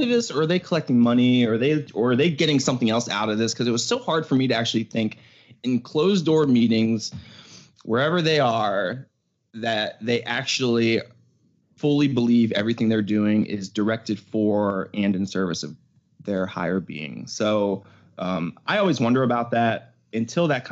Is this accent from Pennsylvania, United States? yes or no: yes; Pittsburgh, Pennsylvania, United States; moved away as an adult; also born or lived in New York City; now in California, United States; I was moving from Pittsburgh. That's where I grew up